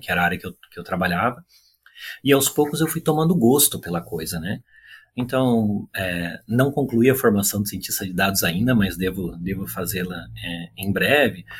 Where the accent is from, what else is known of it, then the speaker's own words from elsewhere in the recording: Curitiba, Paraná, Brazil; moved away as an adult; also born or lived in São Paulo / Brasília; now in Vancouver, Canada; eu sou natural de Curitiba, eu nasci no interior do estado do Paraná, mas fui muito cedo para Curitiba